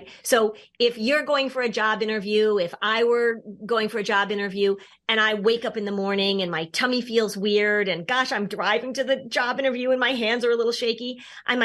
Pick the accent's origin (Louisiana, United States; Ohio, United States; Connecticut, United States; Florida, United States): Connecticut, United States; Hartford; moved away; Hartford, which, by the way, is my hometown, actually. I grew up watching WFSB